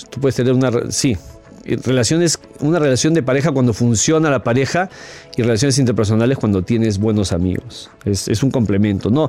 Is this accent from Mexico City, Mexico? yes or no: no; Sonora, Mexico; now in Madison, United States; soy originaria de México, del estado de Sonora, pero tengo 20 años viviendo en los Estados Unidos, en Madison, Wisconsin.